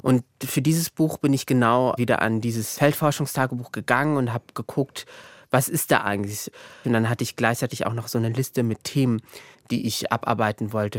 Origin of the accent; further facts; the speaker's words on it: Morocco; moved away as an adult; now in Germany; ich bin ja auch in Marokko aufgewachsen, äh, größtenteils